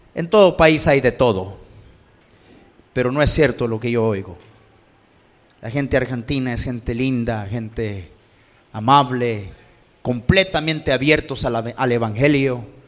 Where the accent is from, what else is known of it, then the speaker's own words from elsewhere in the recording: Los Angeles, California, United States; crecí en Los Ángeles.